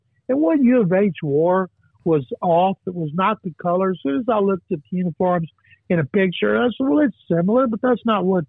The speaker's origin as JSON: {"language": "English", "town": "Waco", "region": "Texas", "country": "United States", "tie": "born or raised there", "said": "When I was growing up in Waco"}